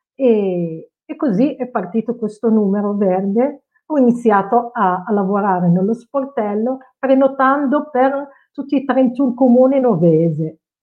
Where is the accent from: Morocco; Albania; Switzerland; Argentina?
Morocco; Casablanca, Casablanca-Settat; Italian is a second language; now in Novi Ligure, Italy; il eh, mio paese d'origine è il Marocco, sono nata a Casablanca e sono circa 30 anni in Italia.